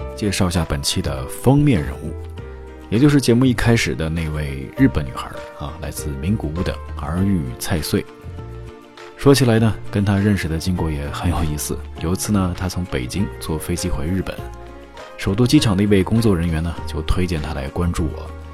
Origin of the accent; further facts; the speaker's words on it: Inner Mongolia, China; moved away as an adult; now in Japan; 我是中国人，我是内蒙人。嗯，虽然我是汉族啊，但是在内蒙古生活了将近二十年